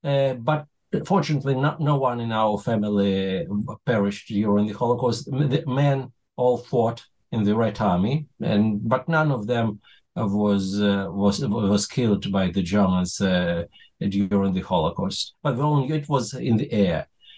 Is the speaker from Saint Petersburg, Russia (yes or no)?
no; Moscow, Russia; moved away as an adult; now in Israel; I was born in the Soviet Union of blessed memory. Many years ago, I grew up in Moscow. As usual, Soviet Jewish child, pretty much detached from his Jewish roots.